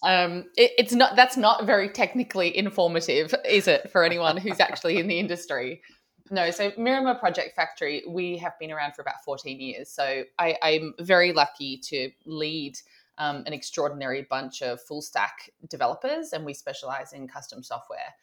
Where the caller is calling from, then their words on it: Sydney, New South Wales, Australia; I'm calling in from Sydney, Australia.